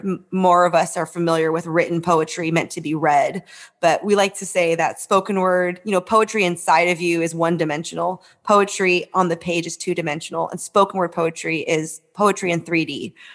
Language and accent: English; San Francisco, California, United States; I grew up in San Francisco.